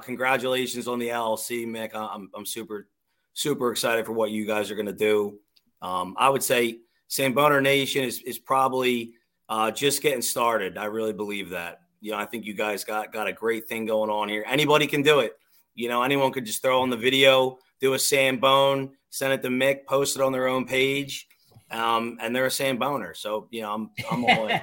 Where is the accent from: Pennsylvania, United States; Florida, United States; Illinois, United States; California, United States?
Pennsylvania, United States; Drexel Hill; also born or lived in Springfield, Pennsylvania; I'm I'm born and bred in Delco. I live in I grew up in Drexel Hill. I live I live in Springfield now